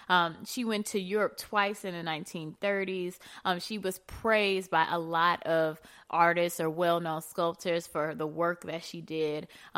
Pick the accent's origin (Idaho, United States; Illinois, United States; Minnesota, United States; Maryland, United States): Illinois, United States; Chicago; I'm a born and raised Chicago